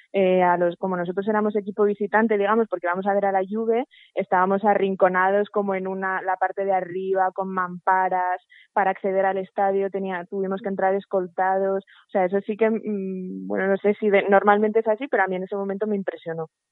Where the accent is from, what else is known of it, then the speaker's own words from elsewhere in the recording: Zaragoza, Aragon, Spain; now in Madrid, Spain; yo soy de Zaragoza, aunque viva en Madrid